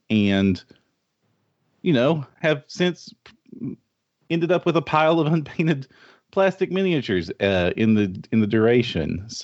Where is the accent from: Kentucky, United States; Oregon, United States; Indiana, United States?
Kentucky, United States; Oh yes, I am from Eastern Kentucky in the United States which is the middle of nowhere.